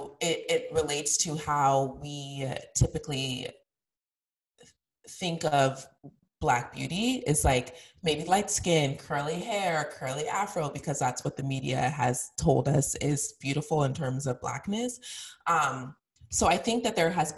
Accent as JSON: {"language": "English", "region": "Colorado", "country": "United States", "tie": "born or raised there", "said": "I grew up in Colorado, which was extremely white"}